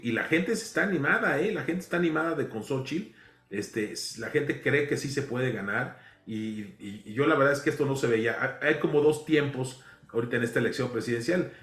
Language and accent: Spanish; Mexico; aquí todos somos mexicanos